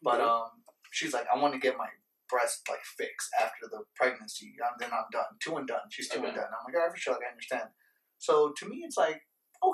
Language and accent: English; Las Vegas, Nevada, United States; We're from Vegas